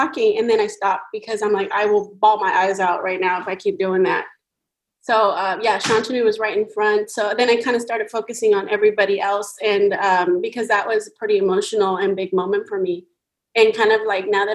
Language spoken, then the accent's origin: English; Zacatecas, Mexico; moved away; we're both Mexicans from Zacatecas